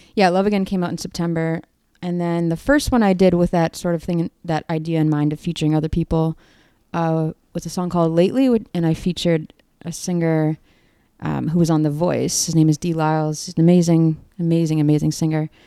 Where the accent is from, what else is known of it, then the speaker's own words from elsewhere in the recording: Toronto, Ontario, Canada; now in Chicago, United States; I'm from Toronto, Canada